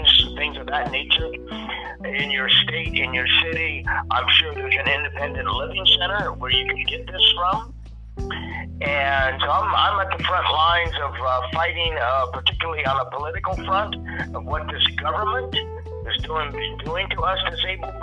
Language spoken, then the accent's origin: English; Pittsburgh, Pennsylvania, United States; moved away; I'm originally from Pittsburgh, PA